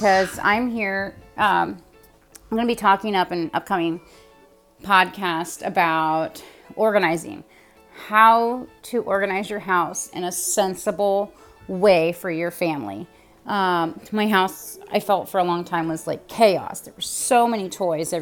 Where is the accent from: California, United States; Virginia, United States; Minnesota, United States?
California, United States; now in Ohio, United States; I'm originally from the West Coast, California. I am currently living in Ohio